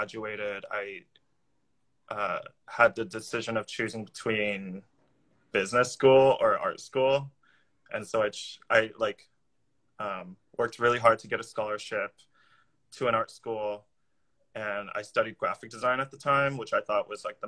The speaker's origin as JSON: {"language": "English", "area": "Orange County", "region": "California", "country": "United States", "tie": "born or raised there", "moved": "as an adult", "lives_now": "New York, United States", "said": "I'm actually from Orange County, California, which is south"}